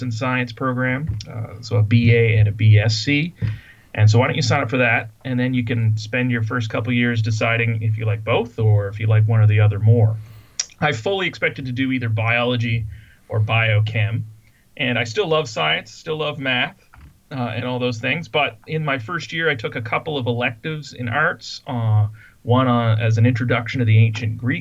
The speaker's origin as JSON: {"language": "English", "town": "Fredericton", "region": "New Brunswick", "country": "Canada", "also_born_or_lived": "Vancouver / United States / Indianapolis", "moved": "as an adult", "said": "I'm from Fredericton, New Brunswick, originally, so I've actually come back home to work. So I'm a Maritimer. I lived a few years in Vancouver growing up"}